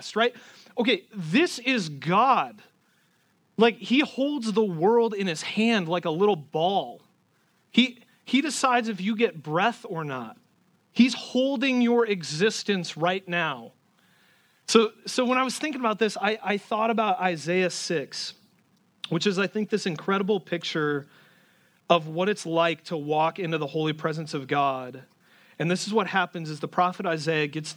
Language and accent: English; Garner, Iowa, United States; moved away; There's a lot of people here from my hometown. There's like a Garner, Iowa pipeline in this church